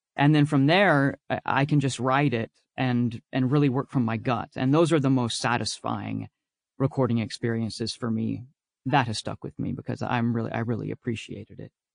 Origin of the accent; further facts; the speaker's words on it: Texas, United States; I'm from Texas